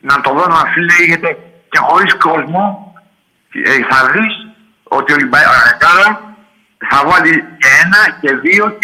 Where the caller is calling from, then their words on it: Athens, Attica, Greece; από τον Παγκράτη.